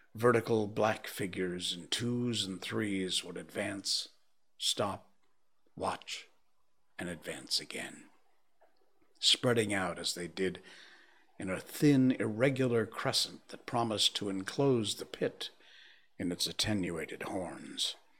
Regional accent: Connecticut, United States; moved away; my home state

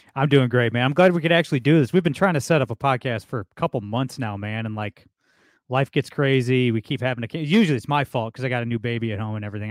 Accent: Toledo, Ohio, United States; I'm from Toledo, Ohio

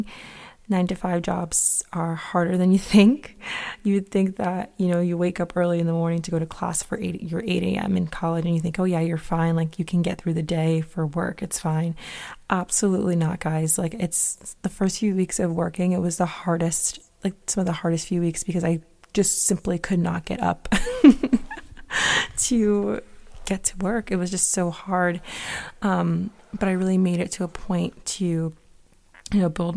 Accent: Connecticut, United States; moved away as an adult; now in Boston, United States; I'm originally from Connecticut, so moving up to Mass wasn't that bad

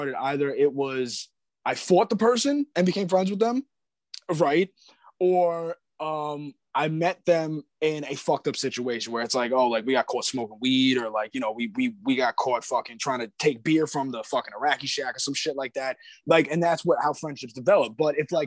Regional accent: Long Island, New York, United States; also born or lived in Florida; I'm not a country boy. I'm a Long Island, New York kid.

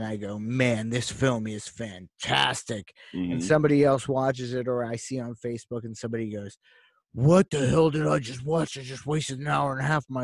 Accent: Pittsburgh, Pennsylvania, United States; we're from Pittsburgh. We're from Pittsburgh, PA. We love our town

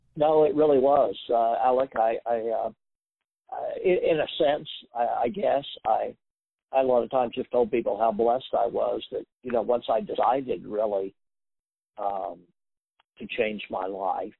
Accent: Wichita, Kansas, United States; growing up in Wichita from the time that we were probably in junior high school

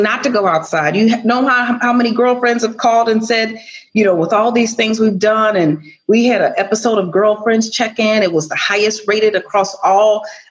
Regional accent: Chicago, Illinois, United States; I was born and raised in Chicago.

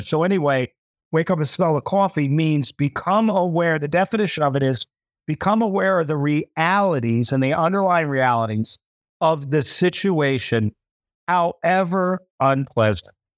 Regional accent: United States; moved away; I'm an American

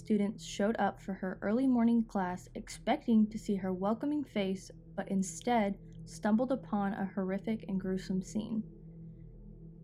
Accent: Midlothian, Texas, United States; my hometown in Midlothian, Texas

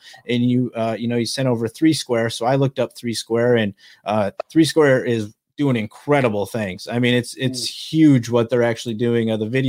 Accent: Fillmore, New York, United States; now in Sacramento, United States; And I'm in Sacramento currently. But I grew up right outside of Darien, actually, in the small town of Fillmore in Allegheny County.

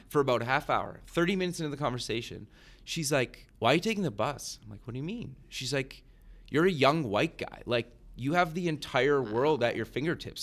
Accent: Canada; I grew up in Canada

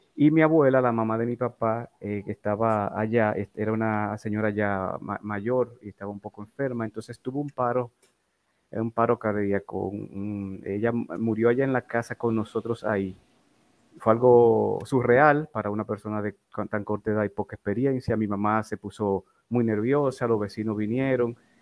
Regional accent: Santo Domingo, Distrito Nacional, Dominican Republic; Yo nací en Distrito Nacional, en Santo Domingo, el 29 de enero de 1976

